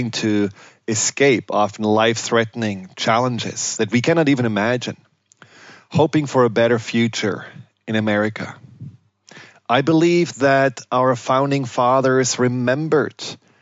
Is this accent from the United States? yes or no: no; Germany; I grew up in Germany